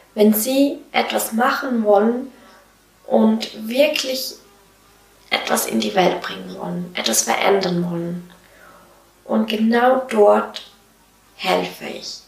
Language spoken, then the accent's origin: German; Switzerland; Wie du wahrscheinlich hörst, komme ich aus der Schweiz